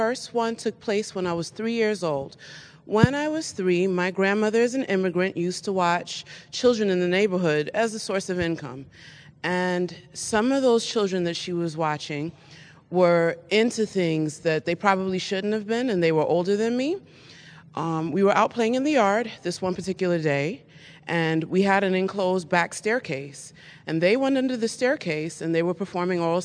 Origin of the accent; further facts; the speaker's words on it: New York City, New York, United States; I'm originally a native of Queens, New York